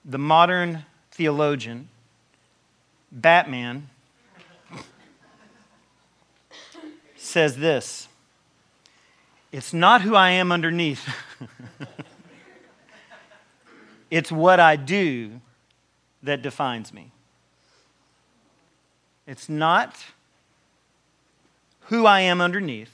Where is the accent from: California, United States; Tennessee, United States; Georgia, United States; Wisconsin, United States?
Tennessee, United States; I'm from Tennessee